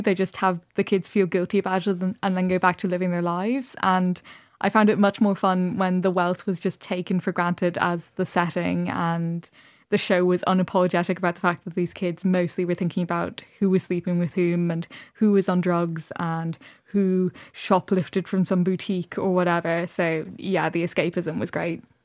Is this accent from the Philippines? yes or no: no; Dublin, Leinster, Ireland; I grew up in Dublin, but my parents are both from rural Ireland